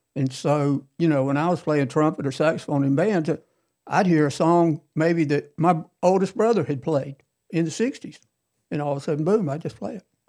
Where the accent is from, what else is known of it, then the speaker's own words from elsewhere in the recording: Cherokee Heights, Georgia, United States; I'm from Cherokee Heights